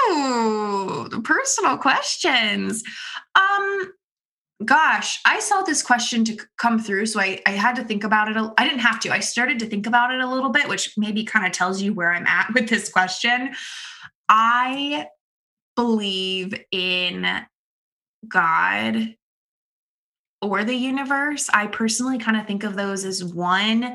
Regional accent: Florida, United States; moved away as an adult; now in Connecticut, United States; I'm from Florida. I was born in Florida. I lived in Florida until I was 18 or 19 years

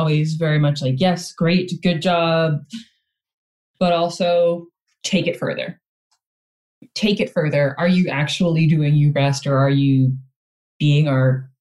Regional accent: United States; moved away as an adult; now in Port Macquarie, Australia; I'm not originally from Australia. I was born and raised in the United States

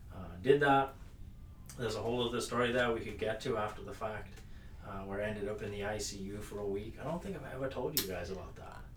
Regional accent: United Kingdom; moved away as an adult; now in United States; I am British. That's probably picked up by everyone already listening. Uh, but I came to the U.S. in 2011 uh, from the U.K

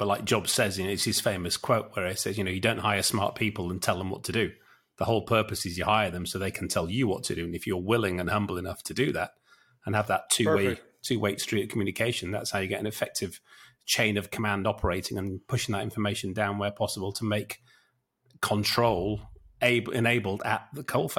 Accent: Yorkshire and the Humber, United Kingdom; I'm a Yorkshireman.

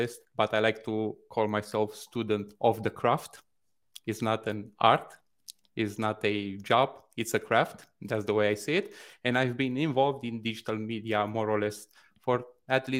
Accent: Bucharest, Romania; now in Toronto, Canada; I currently live in Toronto, Canada, but I'm originally from Bucharest, Romania, East Europe

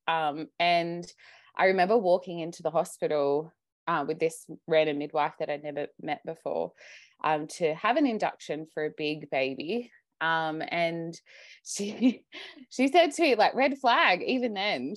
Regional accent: Sydney, New South Wales, Australia; I'm Australian, I live, I grew up in Sydney

